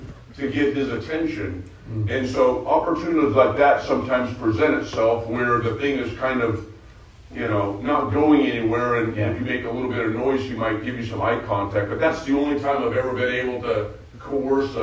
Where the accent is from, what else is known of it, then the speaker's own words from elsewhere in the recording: outside of the Bay Area, California, United States; I grew up in the outside of the Bay Area as an Oakland A's fan